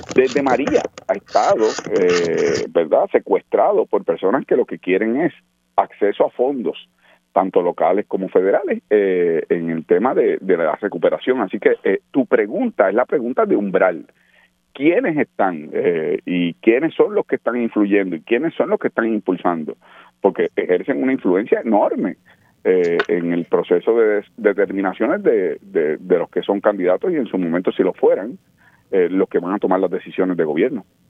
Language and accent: Spanish; Puerto Rico; como puertorriqueños